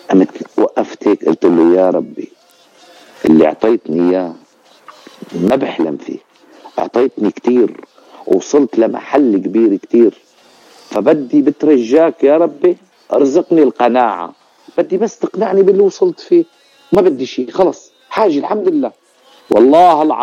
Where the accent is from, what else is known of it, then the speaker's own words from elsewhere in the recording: Ras al-Basit, Latakia Governorate, Syria; أنا أنا أنا ضيعتي الزيتوني ولكن بالب... يعني مشان تنعرف هي قرية اسمها رأس البسيط المنطقة منطقة رأس البسيط